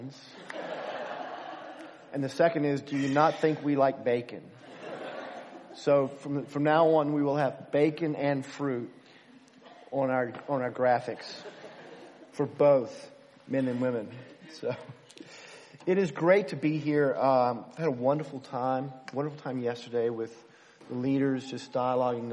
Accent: United States; now in Philadelphia, United States; being an American

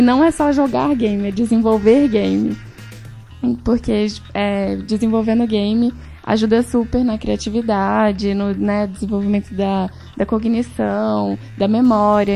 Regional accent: Belo Horizonte, Minas Gerais, Brazil; moved away as an adult; now in São Paulo, Brazil; eu sou mineira, acho que isso diz muito sobre mim também. Venho, sou de Belo Horizonte, moro em São Paulo há seis anos

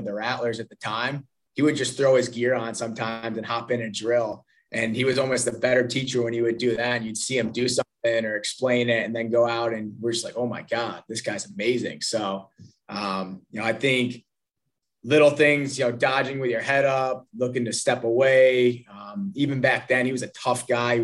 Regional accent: Rochester, New York, United States; growing up in Rochester, New York. I'm an upstate guy

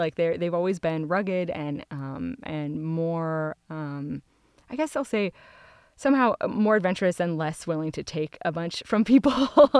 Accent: Ashland, Oregon, United States; also born or lived in East Coast; I was born and raised down in Ashland in Southern Oregon, and my grandparents and my parents and my kid brother still live there, and it's great.

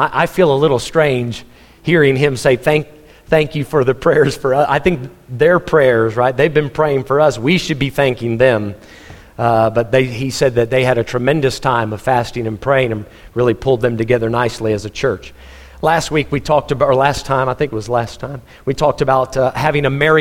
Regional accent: Texas, United States; moved away; also born or lived in Missouri; I'm a Texan, so I wanted to go back to Texas

